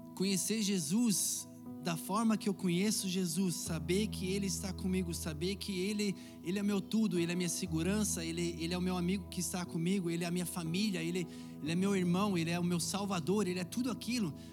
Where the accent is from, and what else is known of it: Curitiba, Paraná, Brazil; born or raised there; moved away; also born or lived in Aceguá, Rio Grande do Sul, Brazil